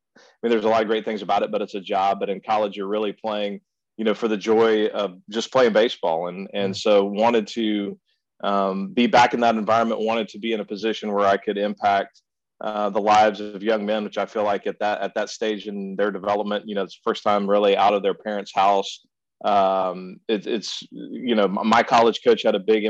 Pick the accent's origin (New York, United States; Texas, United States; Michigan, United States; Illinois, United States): Texas, United States; Austin; now in Houston, United States; I grew up in Central Texas, mainly in the Austin area